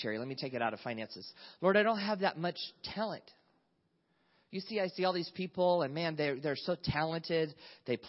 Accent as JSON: {"language": "English", "region": "North Carolina", "country": "United States", "tie": "born or raised there", "moved": "as an adult", "lives_now": "California, United States", "said": "when I was 18 years old, I moved from North Carolina. I grew up in the South."}